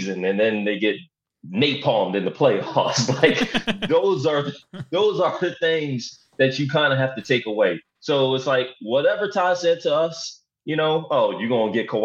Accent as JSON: {"language": "English", "town": "Philadelphia", "region": "Pennsylvania", "country": "United States", "said": "I'm from Philadelphia"}